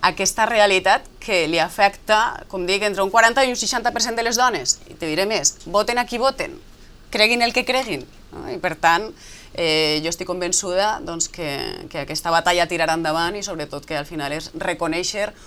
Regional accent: Galicia, Spain; i més com a gallega, vull dir, jo crec que dins d'aquesta idea que tenim nosaltres d'Espanya, d'un país de països

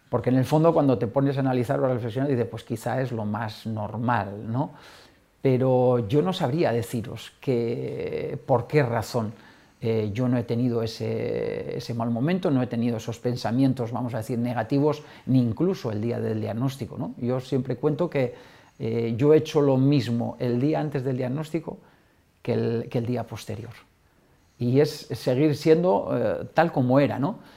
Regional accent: Navarre, Spain; moved away; mi tierra ¿no? y del equipo de mi tierra, Osasuna

